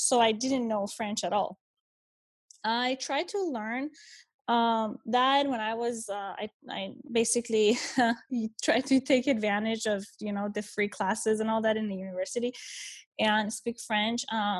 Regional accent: Tehran, Tehran Province, Iran; first language Persian; English is a second language; moved away as an adult; also born or lived in Lausanne, Switzerland / Michigan, United States; I was born and raised in Tehran, Iran. I'm Persian, and so my family and I, we lived in Tehran, the capital of Iran, pretty much for my entire childhood

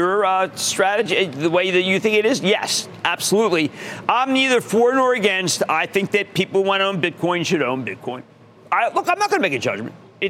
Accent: Philadelphia, Pennsylvania, United States; Philadelphia, my hometown.

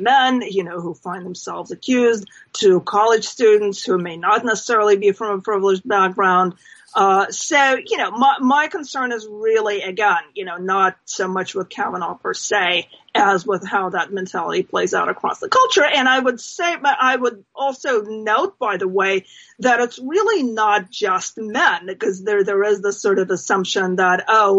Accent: New Jersey, United States; I mean, in my home state in New Jersey

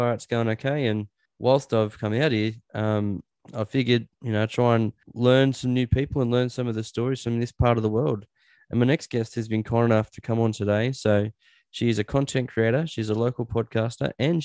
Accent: Newcastle, New South Wales, Australia; moved away as an adult; now in Orange, Australia; I'm from Newcastle

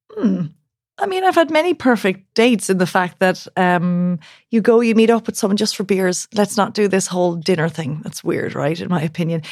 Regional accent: Ireland; accent: Irish; now in Berlin, Germany; There's my Irish accent

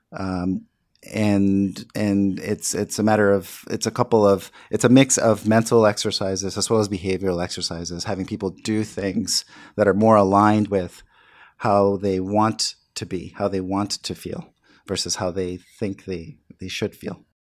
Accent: New York City, New York, United States; growing up in the South Bronx

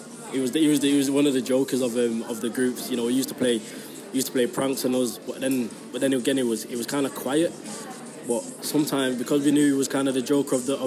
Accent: Manchester, North West England, United Kingdom; growing up in Moss Side, I would actually say it was 65% City

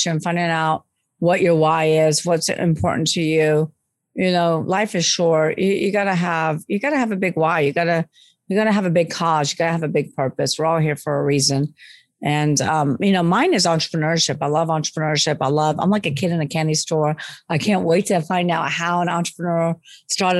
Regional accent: Long Beach, California, United States; now in New Orleans, United States; I'm not from New Orleans. I live here, but I'm actually from Long Beach, California

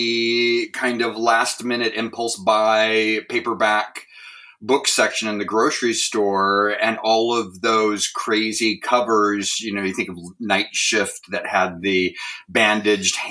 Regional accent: Lewiston, Idaho, United States; also born or lived in Clarkston, Washington / Pacific Northwest; I grew up in the Lewis Clark Valley

